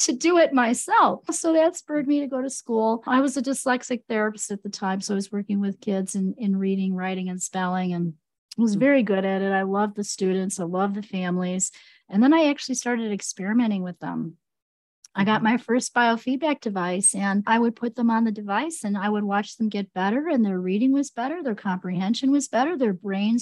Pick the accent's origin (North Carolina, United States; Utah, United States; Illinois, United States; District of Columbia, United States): Illinois, United States; Chicago; I grew up in Chicago